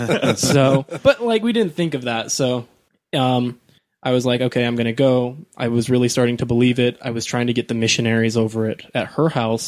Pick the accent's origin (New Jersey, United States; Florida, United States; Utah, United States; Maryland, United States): Utah, United States; Kearns; now in Riverton, United States; And then I grew up in Kearns. We had a little bit more money because they'd got a little bit better jobs and they'd saved up for a long time. And so then we moved to Riverton